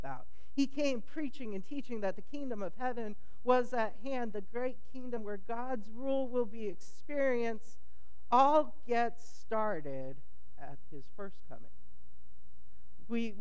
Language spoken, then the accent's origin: English; California, United States; I'm from California